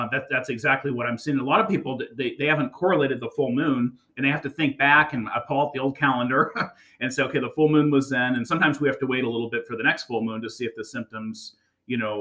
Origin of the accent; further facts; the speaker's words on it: the Bay Area, California, United States; I grew up in the Bay Area